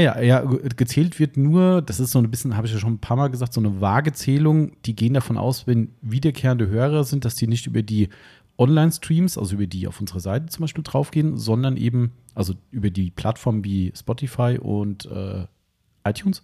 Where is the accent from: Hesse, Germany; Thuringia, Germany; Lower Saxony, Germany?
Hesse, Germany; accent: Hessian; meinen hessischen Dialekt